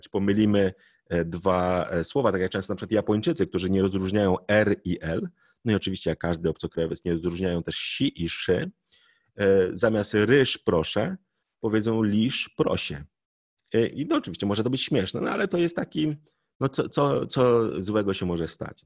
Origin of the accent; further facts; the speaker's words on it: Poland; my Polacy